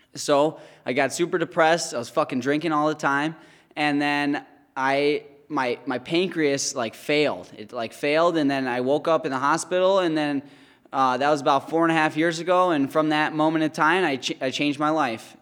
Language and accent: English; White Lake, Michigan, United States; I grew up in White Lake, Michigan. It's Oakland County, Michigan.